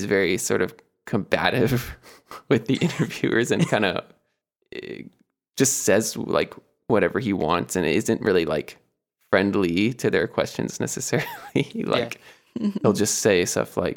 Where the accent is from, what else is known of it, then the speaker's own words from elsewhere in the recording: Atlanta, Georgia, United States; I grew up in Atlanta and went to college in Atlanta